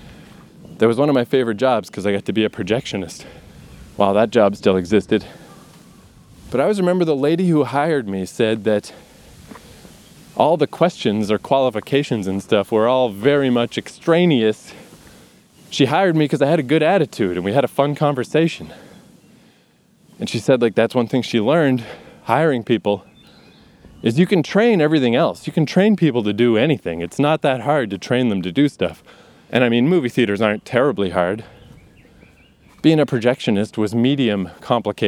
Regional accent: Canada; growing up in Canada

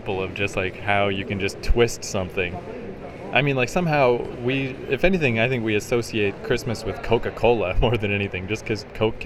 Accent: Canada; I'm Canadian

